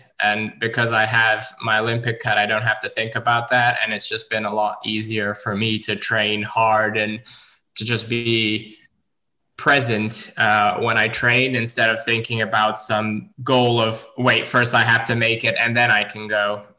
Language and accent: English; Dubai, United Arab Emirates; also born or lived in Abu Dhabi; now in Serbia; I actually trained in Dubai and I was born in Abu Dhabi and I trained and lived in Dubai for 24 years out of these 27. It's only been the last 3 years that I moved back to Serbia